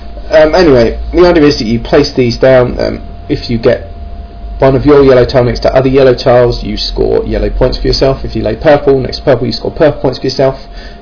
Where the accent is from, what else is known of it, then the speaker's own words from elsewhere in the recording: England, United Kingdom; But, so I'm English and I'm British. Brilliant, I can be two things at once.